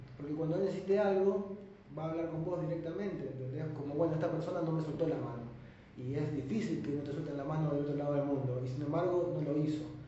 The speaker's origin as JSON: {"language": "Spanish", "country": "Argentina", "also_born_or_lived": "China", "said": "los argentinos tenemos nuestros conflictos"}